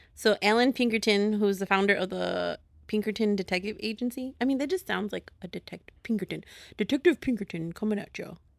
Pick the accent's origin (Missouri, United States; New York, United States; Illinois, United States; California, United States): Illinois, United States; Chicago; accent: Chicago; my Chicago accent